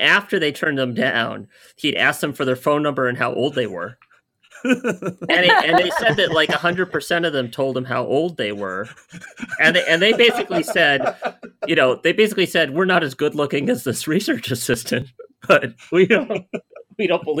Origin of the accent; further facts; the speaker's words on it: United States; I'm an American